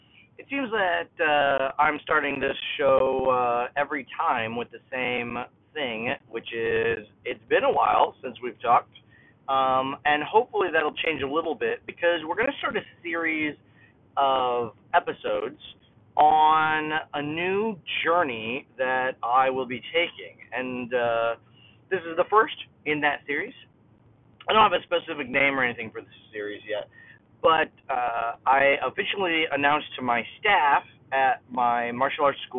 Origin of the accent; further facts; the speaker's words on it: Kendallville, Indiana, United States; opened my own school in my hometown of Kendallville, Indiana, in 2002